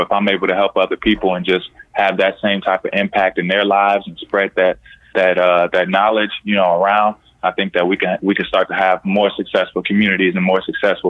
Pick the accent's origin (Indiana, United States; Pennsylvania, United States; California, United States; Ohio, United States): Indiana, United States; Born and raised in Indiana.